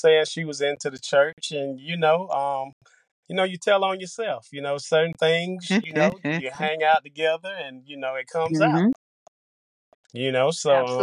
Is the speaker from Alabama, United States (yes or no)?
yes; Eufaula, Alabama, United States; I'm from Eufaula, Alabama.